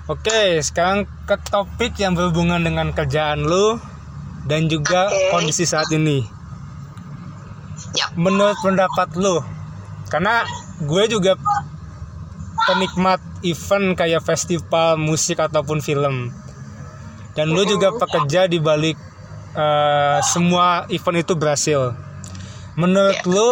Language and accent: Indonesian; Bandung, West Java, Indonesia; karena lu sama gue juga kebetulan orang Bandung cuman beda tempat kerja dan juga kerjanya di Jakarta